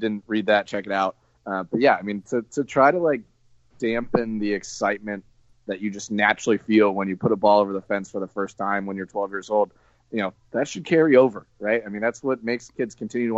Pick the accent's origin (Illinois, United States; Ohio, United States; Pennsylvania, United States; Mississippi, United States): Ohio, United States; my home state of Ohio